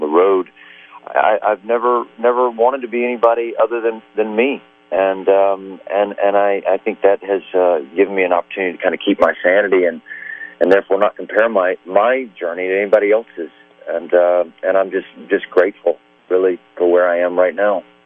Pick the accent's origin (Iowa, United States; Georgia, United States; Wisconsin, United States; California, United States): Georgia, United States; Atlanta; my hometown